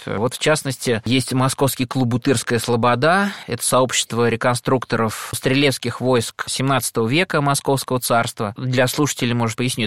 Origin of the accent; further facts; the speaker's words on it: Khvalynsk, Saratov Oblast, Russia; moved away; в Саратовской области, в Хвалынске, откуда я родом